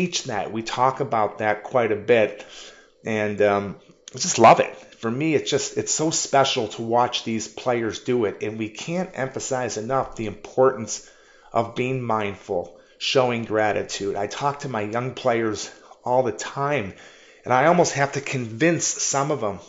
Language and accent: English; Michigan, United States; I am from Michigan